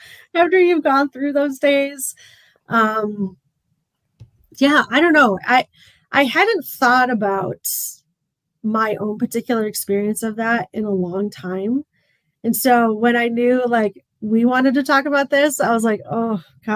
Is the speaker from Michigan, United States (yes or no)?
yes; Michigan, United States; also born or lived in Memphis; we came back from St. Louis, us Michiganders